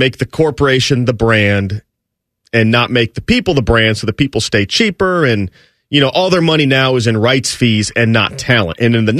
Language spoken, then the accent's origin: English; Stark County, Northeast Ohio, United States; I grew up in Northeast Ohio. I grew up in Stark County, about 8 miles south of Akron.